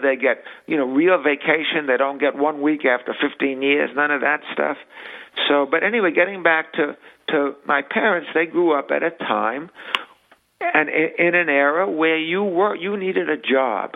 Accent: New York City, New York, United States; We grew up in the Bronx

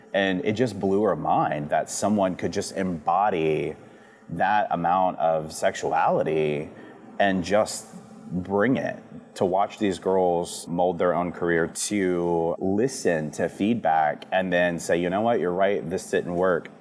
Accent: D'Iberville, Mississippi, United States; also born or lived in Biloxi, Mississippi; I grew up in St. Martin before St. Martin was as big as it is now, and you know D'Iberville before D'Iberville's turned into what it is.

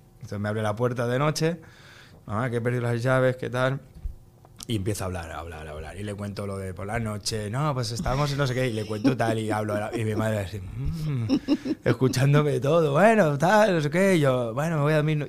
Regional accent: Spain; yo soy de España

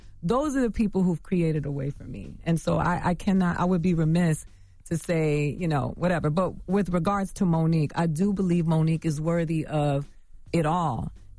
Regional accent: Miami, Florida, United States; also born or lived in Bronx, New York; I'm from the gutter. I grew up in Miami, Florida, between Miami and the Bronx.

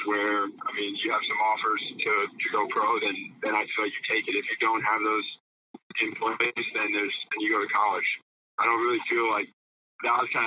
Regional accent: Boca Raton, Florida, United States; also born or lived in St. Joseph, Michigan; I was born in St. Joe, and I grew up in Florida. I was raised in North Florida, and Boca Raton is where I spent most of my time. So I'm more of a Florida boy

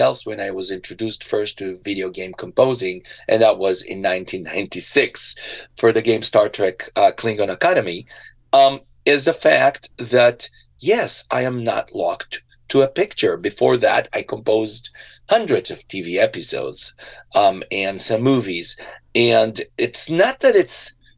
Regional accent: Israel; moved away; I was born in Israel

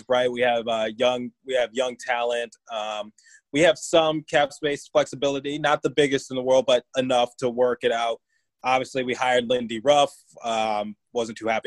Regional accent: Detroit, Michigan, United States; now in Philadelphia, United States; I grew up in Detroit

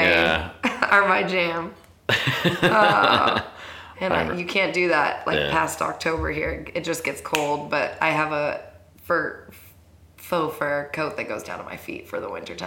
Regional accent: Rancho Cucamonga, California, United States; Rancho Cucamonga.

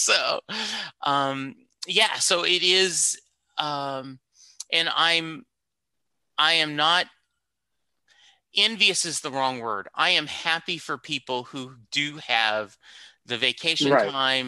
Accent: Louisiana, United States; moved away; I moved to Dallas in 86. I grew up in Louisiana. So, you know, going to Dallas in 86, you know, my first big city.

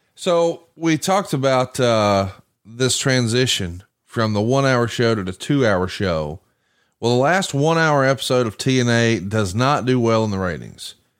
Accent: Alabama, United States; I'm from Alabama, and that's not a phrase I'm familiar with down here

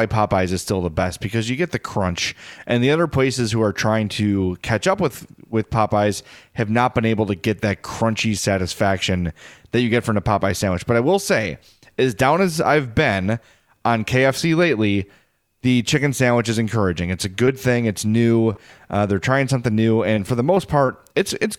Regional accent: Midwest, United States; as a Midwesterner

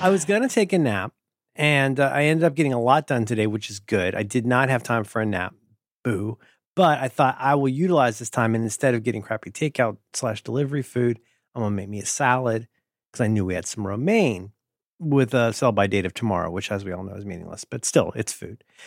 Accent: Ohio, United States; I'm from Ohio

